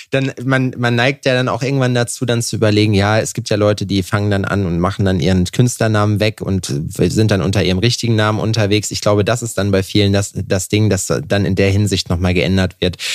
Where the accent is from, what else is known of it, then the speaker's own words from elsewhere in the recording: Eifel, Germany; also born or lived in Netherlands; now in Aachen, Germany; Ich komme eigentlich aus der Eifel